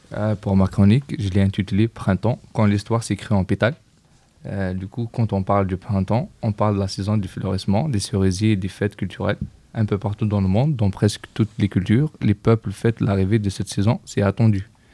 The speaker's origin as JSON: {"language": "French", "region": "Kabylie", "country": "Algeria", "moved": "yes", "lives_now": "France", "said": "Je viens de Kabylie."}